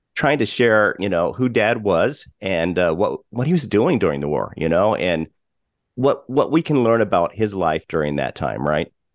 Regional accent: Colorado, United States; we grew up in Colorado, but Dad was from Pittsburgh.

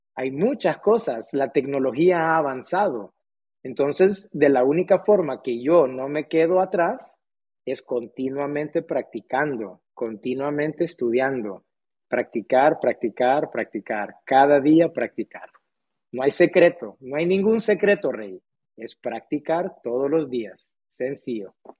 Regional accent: Tegucigalpa, Francisco Morazán, Honduras; Aquí nací, nací en Honduras eh, hace unos cuantos años atrás. Em, yo, la verdad que yo siempre fui muy afortunado en el sentido de que yo tuve acceso a ir a la escuela, entonces yo pude ir a una muy buena escuela, hice mi primaria, mi secundaria en un colegio muy, muy bueno de aquí de Tegucigalpa

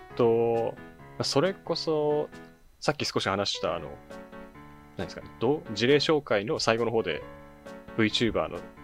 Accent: Kitakyushu, Fukuoka, Japan; 僕、あの、地元北九州なんですけど。

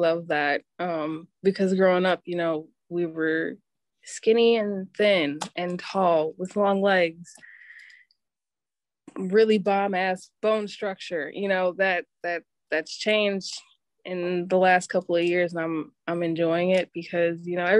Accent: Milwaukee, Wisconsin, United States; Yes, I am.

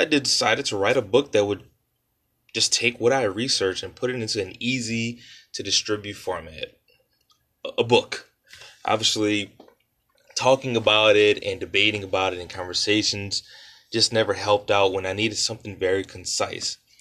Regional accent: New Orleans, Louisiana, United States; I was born and raised in New Orleans, Louisiana

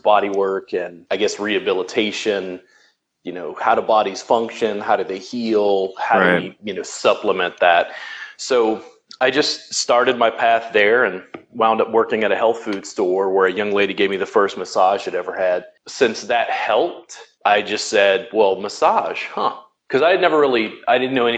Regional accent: Baton Rouge, Louisiana, United States; moved away as an adult; also born or lived in Pennsylvania; now in Austin, Texas, United States; I was originally from Baton Rouge, Louisiana

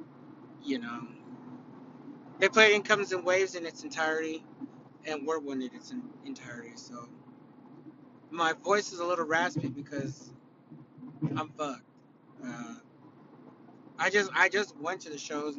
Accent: California, United States; I'm from California.

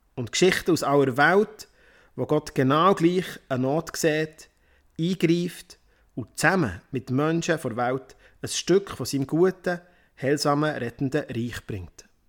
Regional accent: Worb, Bern, Switzerland; also born or lived in Romandie; in Worb. Das ist mein Heimatdorf, wo ich aufgewachsen bin.

